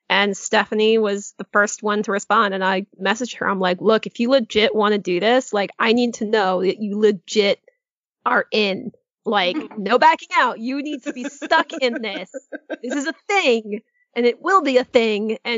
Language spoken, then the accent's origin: English; Connecticut, United States; moved away as an adult; also born or lived in Bangor, Maine; now in Orlando, United States; Yeah, Connecticut. I'm originally from New England, so oh. uh, Connecticut technically. Um, however, I did move from Maine because I was uh, I went to school in Maine in Bangor